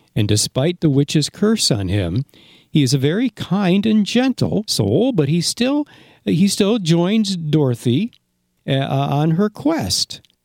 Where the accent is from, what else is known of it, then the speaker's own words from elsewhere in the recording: Granville, New York, United States; I grew up in Granville, New York